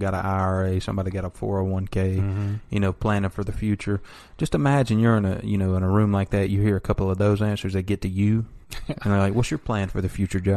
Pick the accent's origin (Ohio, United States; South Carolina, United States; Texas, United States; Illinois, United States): South Carolina, United States; Oconee County; we grew up in Oconee County, South Carolina